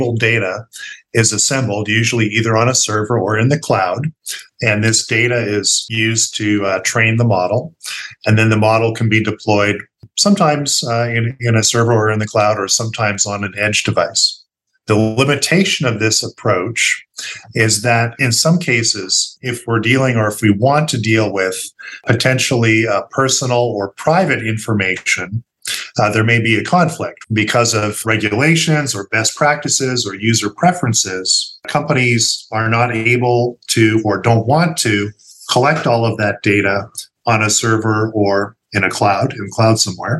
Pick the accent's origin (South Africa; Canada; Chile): Canada; moved away as an adult; now in United States; I'm originally from Canada